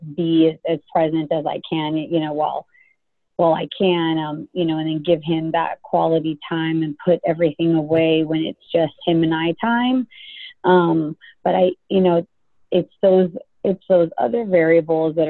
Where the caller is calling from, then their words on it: Dallas, Texas, United States; I'm calling actually from Dallas.